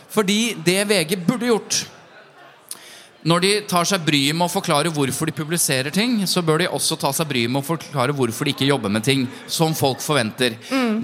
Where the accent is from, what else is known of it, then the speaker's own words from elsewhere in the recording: Jevnaker, Innlandet, Norway; Nå er jeg fra Jevnaker, da, ikke fra Bærum